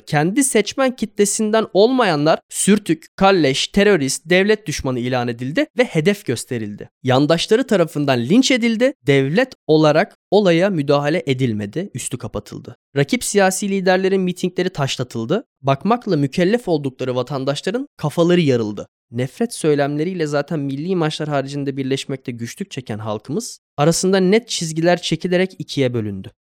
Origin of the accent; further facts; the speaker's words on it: Turkey; bir Türk kimliğim ve pasaportum